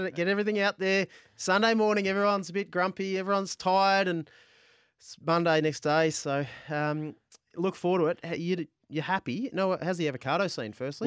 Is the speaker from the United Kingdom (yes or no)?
no; Adelaide, South Australia, Australia; Adelaide, um, on my hometown, grew up in Adelaide